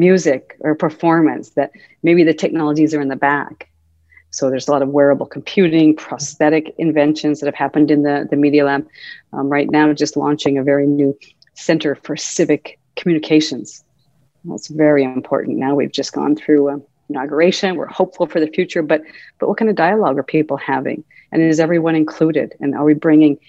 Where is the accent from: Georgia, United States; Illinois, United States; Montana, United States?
Montana, United States; Helena; moved away as an adult; also born or lived in Massachusetts; growing up in Helena, Montana was wonderful. I loved growing up in Montana.